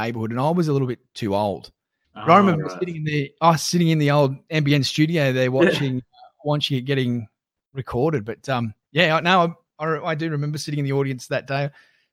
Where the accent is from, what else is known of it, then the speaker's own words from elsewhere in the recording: Newcastle, New South Wales, Australia; I grew up in Jules, which is a suburb just north of Belmont in East Lake Macquarie